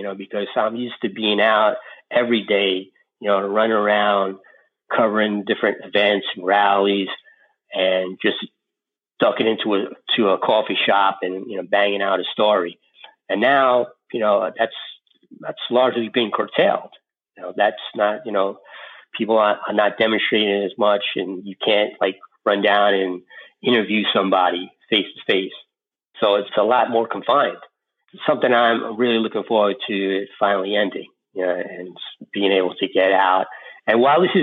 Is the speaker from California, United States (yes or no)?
no; New York City, New York, United States; I grew up in East New York, Brooklyn, in the late 70s.